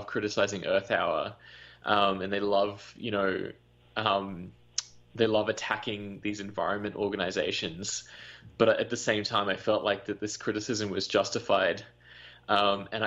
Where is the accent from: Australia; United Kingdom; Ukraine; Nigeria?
Australia; my background is I'm Indian, so my parents grew up in India. I grew up in Australia